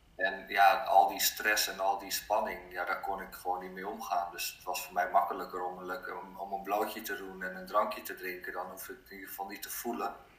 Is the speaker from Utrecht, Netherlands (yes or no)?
yes; Abcoude, Utrecht, Netherlands; also born or lived in Norway; opgegroeid in een dorpje in Apkoude heet dat, net naast Amsterdam